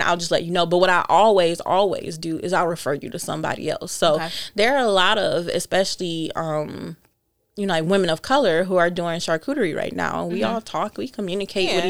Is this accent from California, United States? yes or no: no; Detroit, Michigan, United States; moved away as an adult; also born or lived in Chicago; I'm born and raised in Detroit